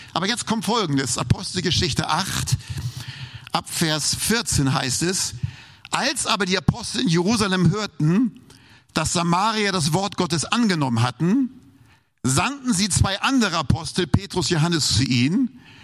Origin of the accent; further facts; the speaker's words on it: Hamburg, Germany; moved away; Ich bin ja Hamburger